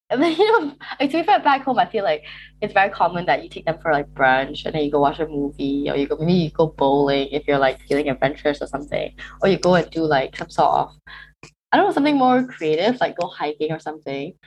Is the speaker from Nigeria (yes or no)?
no; Malaysia; moved away as an adult; now in Cambridge, United Kingdom; I am originally from Malaysia